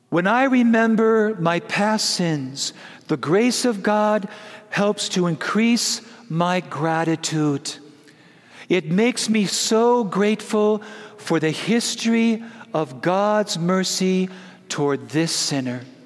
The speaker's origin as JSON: {"language": "English", "town": "Prescott", "region": "Wisconsin", "country": "United States", "tie": "born or raised there", "said": "When I was a little boy, growing up in Prescott, Wisconsin, the land flowing with milk and butter."}